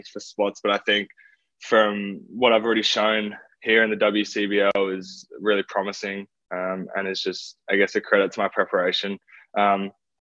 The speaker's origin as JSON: {"language": "English", "country": "Australia", "moved": "as an adult", "said": "as an Australian"}